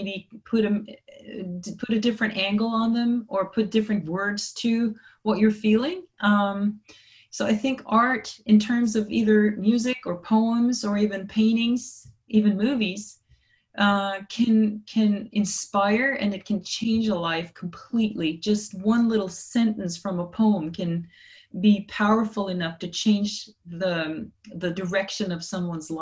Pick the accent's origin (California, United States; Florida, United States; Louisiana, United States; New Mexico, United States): California, United States; San Francisco; I was born in San Francisco